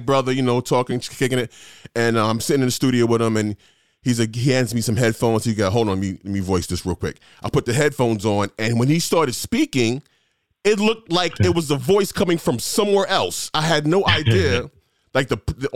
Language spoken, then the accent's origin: English; New York City, New York, United States; moved away; I came from New York. I was blessed enough to get my second radio job was at WBLS in New York City, city where I grew up.